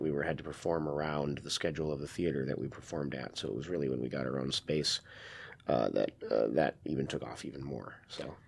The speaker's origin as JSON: {"language": "English", "region": "Wisconsin", "country": "United States", "tie": "born or raised there", "moved": "as an adult", "lives_now": "Seattle, United States", "said": "I grew up in Wisconsin"}